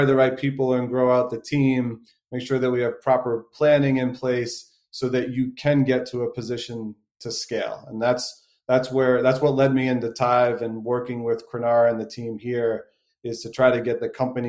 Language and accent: English; Boston, Massachusetts, United States; I'm a born and raised Bostonian